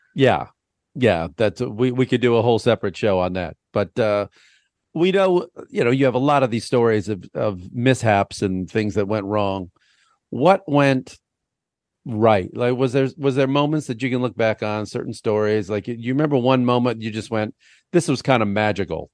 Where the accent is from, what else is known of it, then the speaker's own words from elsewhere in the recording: United States; as an American in Vietnam.